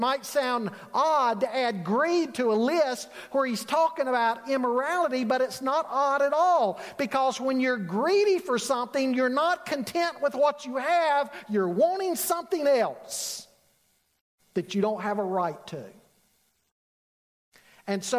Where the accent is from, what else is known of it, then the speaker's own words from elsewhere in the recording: Charlotte, North Carolina, United States; growing up in Charlotte, I worked at Harris Teeter near my home in the Cotswold area